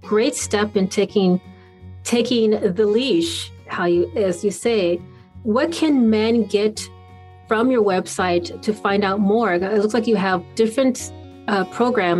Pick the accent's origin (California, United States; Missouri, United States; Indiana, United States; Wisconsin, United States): Wisconsin, United States; moved away; I'm originally from Wisconsin